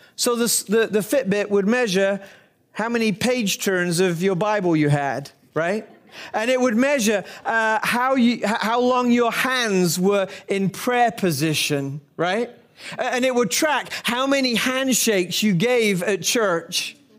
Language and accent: English; United Kingdom; as a Brit